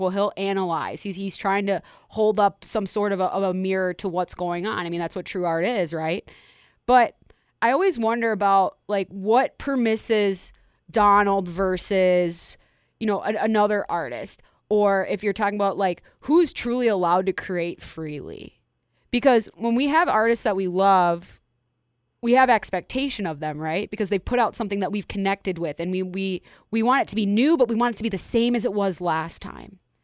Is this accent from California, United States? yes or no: no; Las Vegas, Nevada, United States; we're Las Vegans